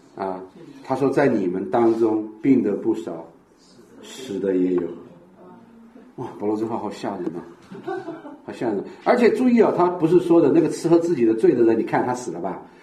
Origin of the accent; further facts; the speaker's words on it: Sichuan, China; 特别我们四川人